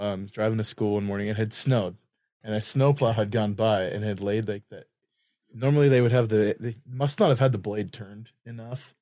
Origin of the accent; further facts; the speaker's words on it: Lewiston, Idaho, United States; I'd always know I'm home when I would smell. If you've ever been to Lewiston, there's a smell